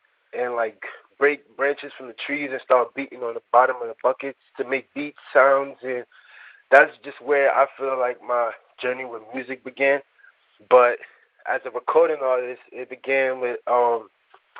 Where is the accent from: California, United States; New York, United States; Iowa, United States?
New York, United States; New York City; also born or lived in Nigeria; I was born in Nigeria and raised in the Bronx